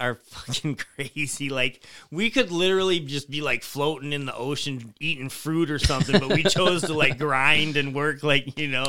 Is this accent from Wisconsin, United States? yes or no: no; Tecumseh, Michigan, United States; Yeah. Yeah, I mean, even the small town I grew up in, though, is like that.